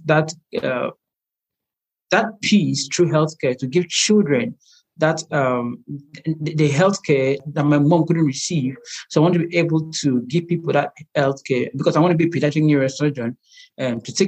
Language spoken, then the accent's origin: English; Nigeria; I'm a Nigerian medical illustrator